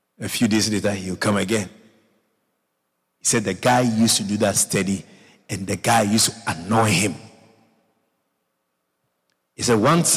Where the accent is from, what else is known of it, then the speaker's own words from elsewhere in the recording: Ghana; I come from Ghana